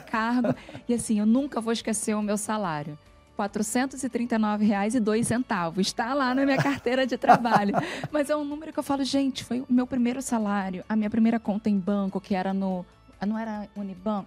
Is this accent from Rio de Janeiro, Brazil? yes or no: yes; Rio de Janeiro, Brazil; now in São Paulo, Brazil; eu fui nascida e criada no Rio de Janeiro, numa comunidade chamada Vila Vintém, que é em Padre Miguel